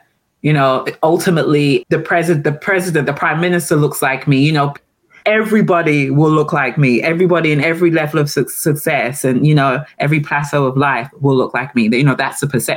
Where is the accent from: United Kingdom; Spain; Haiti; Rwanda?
United Kingdom; London; moved away as an adult; also born or lived in Antigua; now in Maryland, United States; I was raised in England. I was raised in London, but I'm from the Caribbean